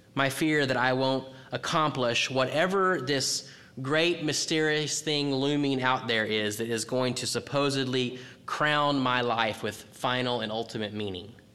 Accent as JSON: {"language": "English", "region": "Texas", "country": "United States", "said": "I'm from Texas"}